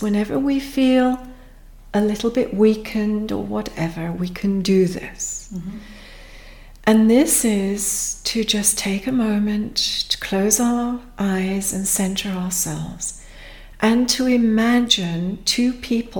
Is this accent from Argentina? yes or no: no; Pakistan; now in United Kingdom; myself, I'm a Pakistani-born Brit